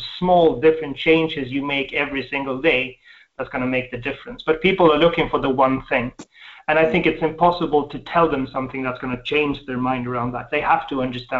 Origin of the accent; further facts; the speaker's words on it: Sweden; I was born in Sweden, we have a deep, I would say a deep socialist upbringing